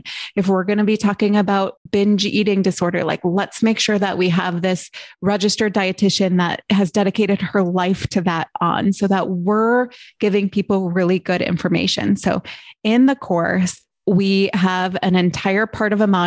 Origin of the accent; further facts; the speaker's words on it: Midwest, United States; we are from the Midwest